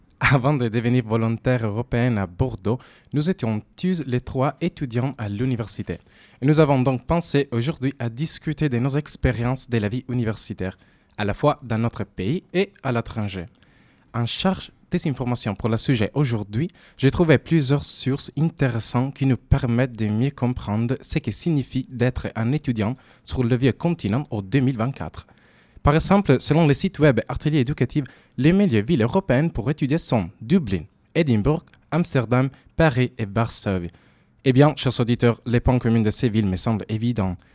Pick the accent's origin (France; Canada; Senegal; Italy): Italy; French is a second language; moved away; also born or lived in Turin / Sweden; je suis italienne, j'ai également étudié à Turin aussi